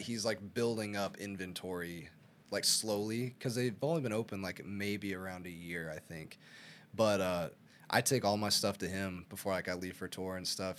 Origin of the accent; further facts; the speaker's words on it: Arkansas, United States; I'm from Arkansas.